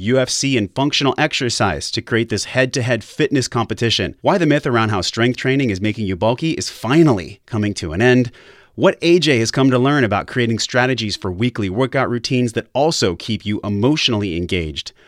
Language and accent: English; San Diego, California, United States; here from my hometown in San Diego